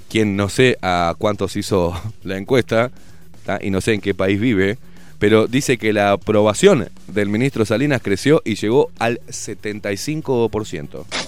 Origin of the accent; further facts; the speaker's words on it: Argentina; also born or lived in Uruguay; Me crié en Argentina, pero nací en Uruguay